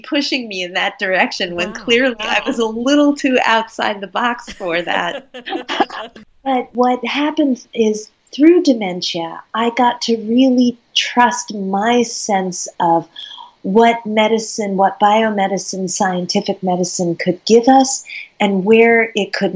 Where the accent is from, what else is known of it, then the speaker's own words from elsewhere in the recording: United States; also born or lived in Vermont / Dublin; In Dublin, I'm the only American